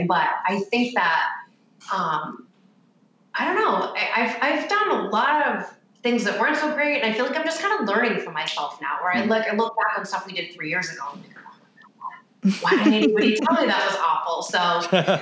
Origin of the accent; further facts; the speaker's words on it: Boston, Massachusetts, United States; moved away as an adult; also born or lived in Connecticut; I was from Boston. So that's where my salon was